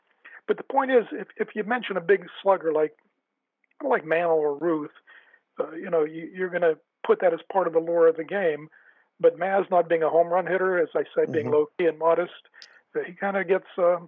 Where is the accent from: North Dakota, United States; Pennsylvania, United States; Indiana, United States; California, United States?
Pennsylvania, United States; Donora; I grew up in Denora, Pennsylvania, right across the Monongahela River.